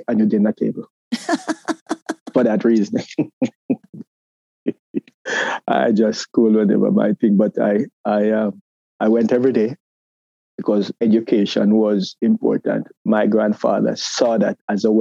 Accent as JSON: {"language": "English", "country": "Jamaica", "tie": "born or raised there", "moved": "as an adult", "lives_now": "United States", "said": "growing up in Jamaica, I think I found my identity"}